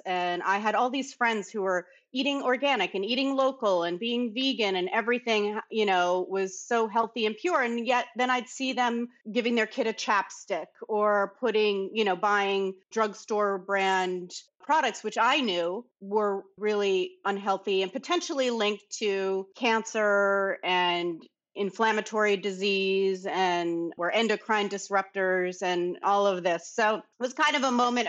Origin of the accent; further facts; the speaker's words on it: New York City, New York, United States; also born or lived in Bahamas; I grew up born and raised in New York City